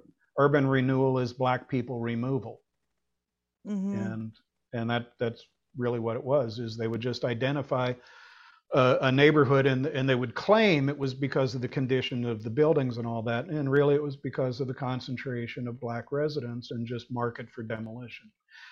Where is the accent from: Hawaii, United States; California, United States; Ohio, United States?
Ohio, United States; Dent; I grew up on Belclair Road in Dent, with a septic tank in the backyard.